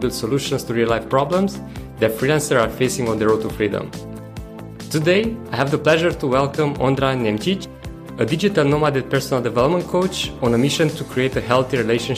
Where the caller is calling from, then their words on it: Da Nang, Vietnam; I'm calling from Vietnam in Da Nang.